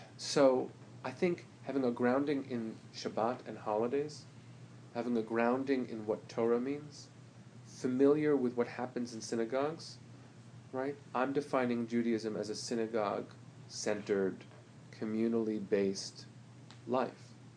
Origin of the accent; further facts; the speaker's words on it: United States; I'm an American.